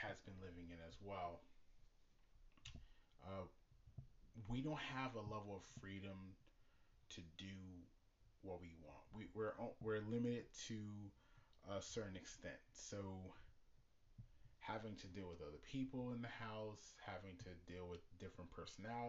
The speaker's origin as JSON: {"language": "English", "region": "New York", "country": "United States", "said": "I'm from New York, and next year, me and my wife and my son, we're planning on leaving the state of New York."}